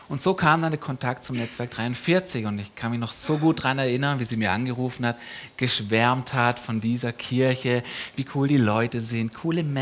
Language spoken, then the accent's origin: German; Donaueschingen, Baden-Württemberg, Germany; Also ursprünglich … und ich, wir kommen beide aus der Ecke Donaueschingen.